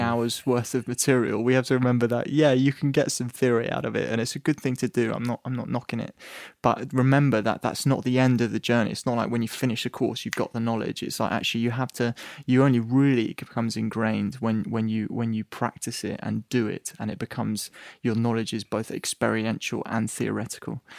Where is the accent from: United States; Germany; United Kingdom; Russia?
United Kingdom; England; I'm English